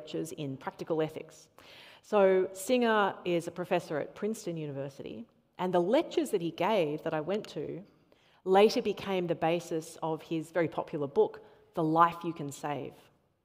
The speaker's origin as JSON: {"language": "English", "town": "Sydney", "region": "New South Wales", "country": "Australia", "tie": "born or raised there", "said": "I grew up here in Sydney, not too far from Manly, on the North Shore"}